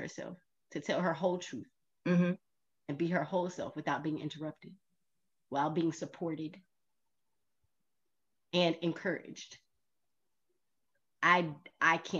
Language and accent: English; the South, United States; being from the South